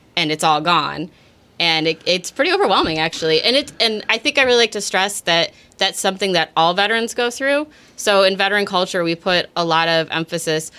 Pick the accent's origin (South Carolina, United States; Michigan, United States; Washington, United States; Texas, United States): Michigan, United States; Redford; I'm originally from Redford, Michigan